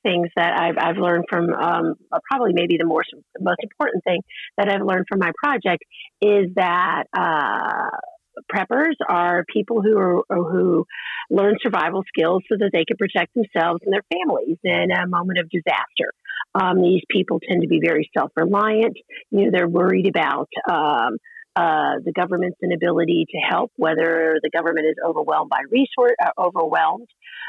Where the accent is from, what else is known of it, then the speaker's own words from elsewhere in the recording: the South, United States; I grew up in the South, so I was, you know, used to needing to prepare for a hurricane, and my father was in the military.